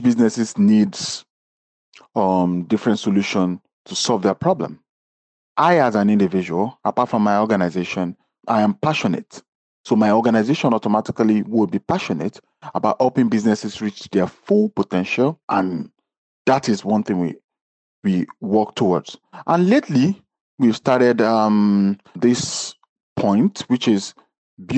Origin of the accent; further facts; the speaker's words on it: Nigeria; now in New York City, United States; I am originally Nigerian